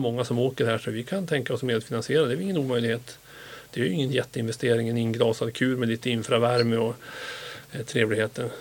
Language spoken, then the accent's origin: Swedish; northern Sweden, Sweden; moved away; Jag är uppvuxen i norra Sverige